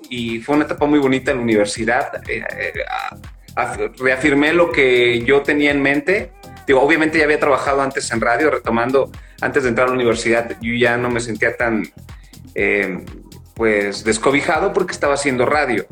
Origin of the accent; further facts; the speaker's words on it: San Luis Potosí, Mexico; yo soy de San Luis Potosí, de mi barrio San Miguelito.